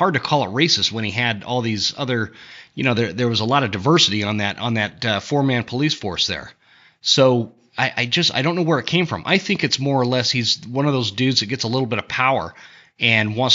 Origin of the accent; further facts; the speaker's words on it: Coeur d'Alene, Idaho, United States; Coeur d'Alene, Idaho, my hometown.